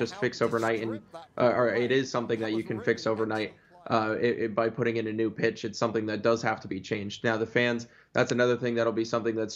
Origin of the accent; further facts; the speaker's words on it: San Diego, California, United States; my hometown, San Diego